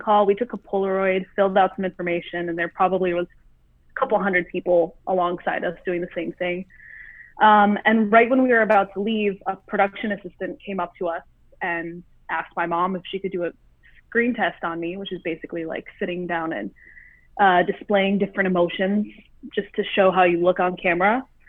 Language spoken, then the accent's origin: English; Southfield, Michigan, United States; moved away as an adult; now in California, United States; I'm born and raised in Southfield, Michigan, which is like a suburb outside of Detroit